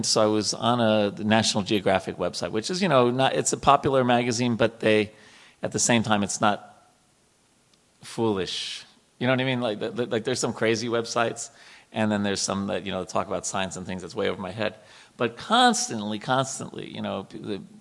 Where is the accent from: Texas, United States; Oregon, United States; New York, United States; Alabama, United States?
New York, United States; I grew up in New York